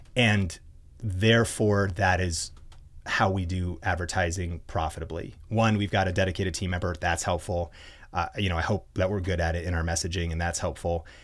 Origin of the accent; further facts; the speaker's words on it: Arlington, Washington, United States; I'm a small town kid, college dropout, um, and growing up in Arlington, Washington